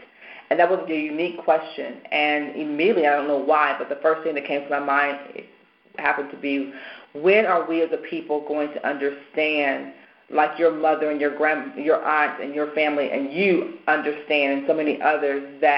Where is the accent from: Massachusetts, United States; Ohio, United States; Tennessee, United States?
Tennessee, United States; Nashville; moved away as an adult; also born or lived in Charlotte; now in Baltimore, United States; being from Nashville